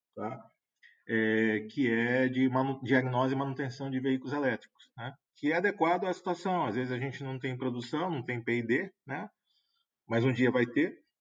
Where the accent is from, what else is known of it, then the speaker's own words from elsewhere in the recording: Brazil; a gente espera como brasileiro